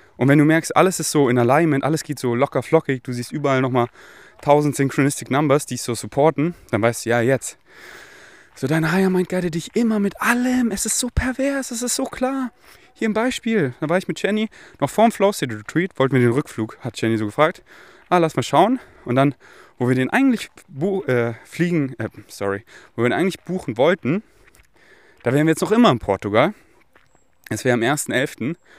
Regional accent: Munich, Bavaria, Germany; moved away; Ich bin hier in München, wo ich aufgewachsen bin

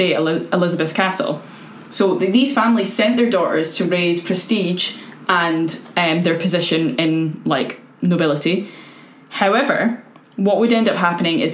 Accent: Scotland, United Kingdom; I'm white and from Scotland

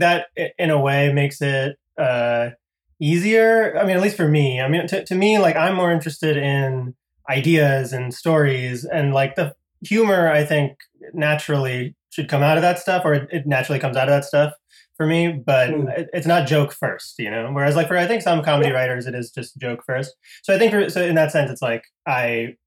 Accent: Connecticut, United States; moved away as an adult; also born or lived in Boston, Massachusetts; I grew up in Connecticut, which is uh, pretty close to there.

